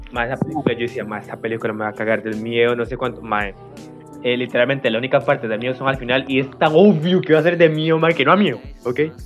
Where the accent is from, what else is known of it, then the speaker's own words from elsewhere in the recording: Costa Rica; los que somos de Costa Rica y crecimos